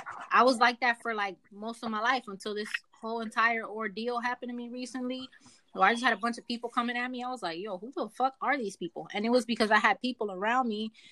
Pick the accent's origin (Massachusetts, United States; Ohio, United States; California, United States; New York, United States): New York, United States; I'm from New York.